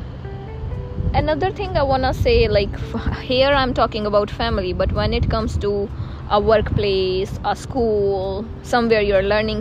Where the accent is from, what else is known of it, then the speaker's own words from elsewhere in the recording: India; moved away as an adult; now in Canada; I am from India